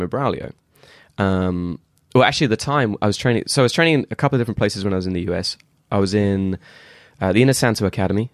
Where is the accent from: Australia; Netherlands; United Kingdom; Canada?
United Kingdom; England; I'm obviously English.